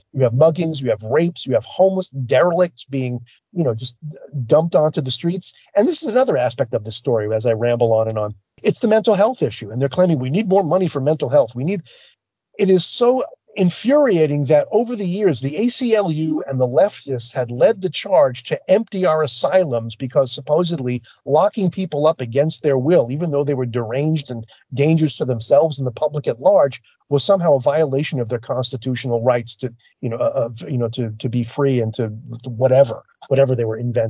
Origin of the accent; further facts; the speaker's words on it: New York City, New York, United States; I'm from New York City